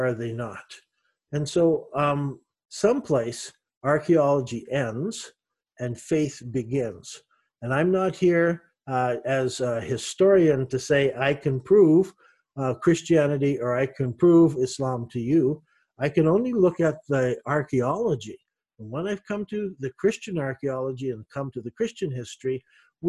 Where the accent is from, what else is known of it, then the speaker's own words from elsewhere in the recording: Canada; moved away; also born or lived in Middle East; I'm a Canadian